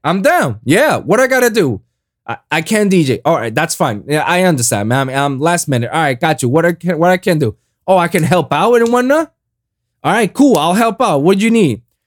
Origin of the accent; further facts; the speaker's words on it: Puerto Rico; now in South Florida, United States; my hometown, Puerto Rico